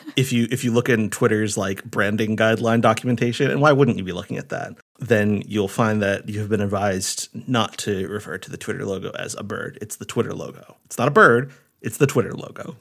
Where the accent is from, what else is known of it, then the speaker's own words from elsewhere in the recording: Rhode Island, United States; moved away as an adult; my parents' house, the house where I grew up in Rhode